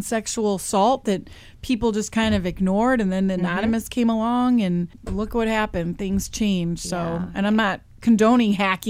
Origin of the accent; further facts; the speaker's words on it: United States; We are stronger as American people.